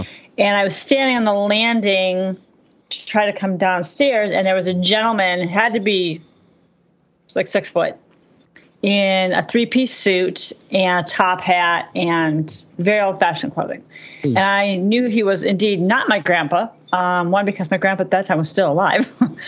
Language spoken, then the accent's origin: English; Boston, Massachusetts, United States; I'm actually I consider myself from Boston. So that's a whole nother conversation. Oh, wow. I mean, I grew up in Boston.